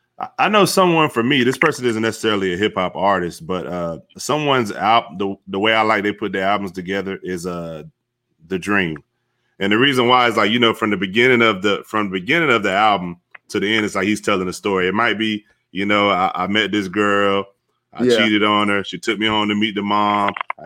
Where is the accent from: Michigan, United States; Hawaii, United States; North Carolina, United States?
North Carolina, United States; Fayetteville; Fayetteville, North Carolina. He's from Charlotte. So he's about, yeah, they're about 2.5 hours.